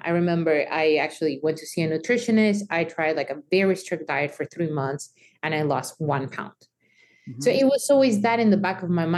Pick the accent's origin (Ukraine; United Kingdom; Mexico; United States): Mexico; me growing up in Mexico